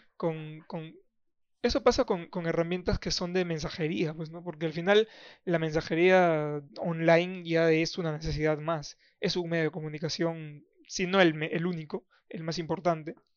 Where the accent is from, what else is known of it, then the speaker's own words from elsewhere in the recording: Iquitos, Loreto, Peru; moved away; yo soy de Iquitos.